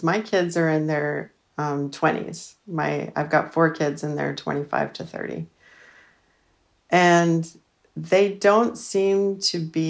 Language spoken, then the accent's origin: English; Utah, United States; I was raised Mormon in Utah. My family's LDS. I'm the seventh of eight kids